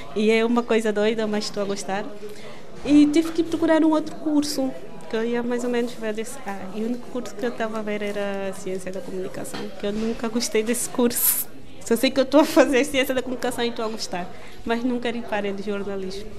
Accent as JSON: {"language": "Portuguese", "country": "Angola", "tie": "born or raised there", "moved": "yes", "lives_now": "Portugal", "said": "Posso até viver em Angola, mas numa outra província, porque na província em que eu cresci"}